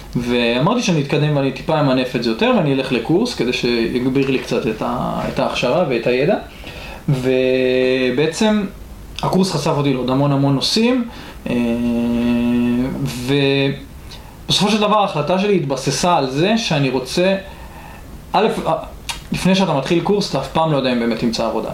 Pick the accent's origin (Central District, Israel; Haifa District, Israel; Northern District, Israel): Haifa District, Israel; Atlit; במקור גדלתי בעתלית